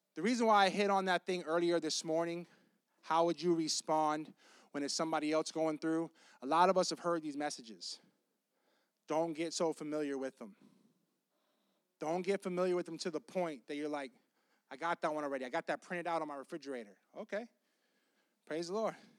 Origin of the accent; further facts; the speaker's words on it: Tampa, Florida, United States; I'm from Tampa, and Claremont